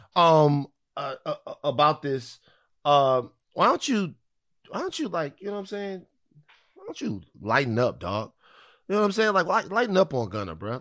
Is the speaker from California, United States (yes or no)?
no; Baton Rouge, Louisiana, United States; I'm from South Baton Rouge